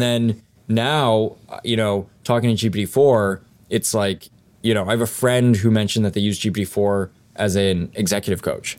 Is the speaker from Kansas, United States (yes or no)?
no; Los Alamos, New Mexico, United States; I grew up in Los Alamos, New Mexico